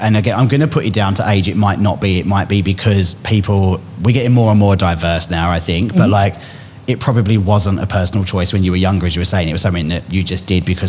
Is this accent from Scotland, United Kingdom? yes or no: no; Essex, East of England, United Kingdom; now in Australia; growing up in Essex